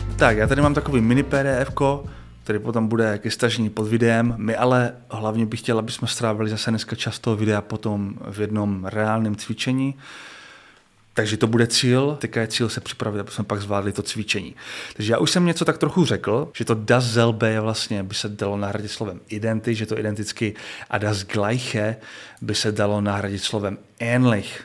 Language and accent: Czech; Czechia; já jako Čech